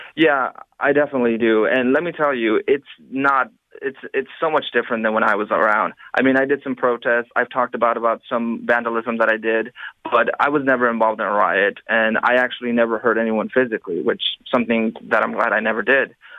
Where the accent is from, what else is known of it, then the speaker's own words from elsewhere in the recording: Los Angeles, California, United States; in my hometown in Los Angeles